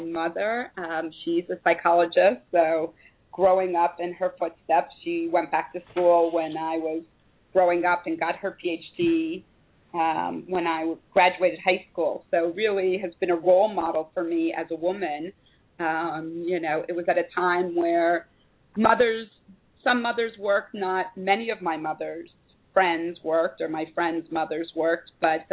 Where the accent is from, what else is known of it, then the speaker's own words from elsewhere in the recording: Columbus, Ohio, United States; moved away as an adult; also born or lived in San Francisco Bay Area, California; now in Israel; I actually was born and raised in Columbus, Ohio, and then spent a good amount of time of my adult life in the San Francisco Bay Area